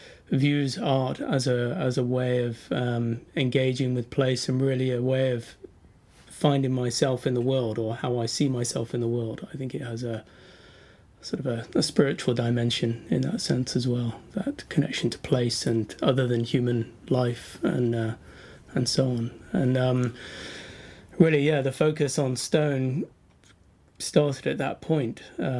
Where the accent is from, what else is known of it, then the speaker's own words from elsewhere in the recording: Macclesfield, North West England, United Kingdom; moved away as an adult; having moved back to my hometown of Macclesfield in Cheshire back in the sort of mid-noughties, in my mid-20s